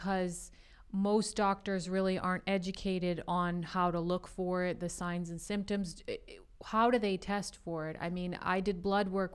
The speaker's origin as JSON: {"language": "English", "region": "New England", "country": "United States", "tie": "born or raised there", "said": "growing up in New England"}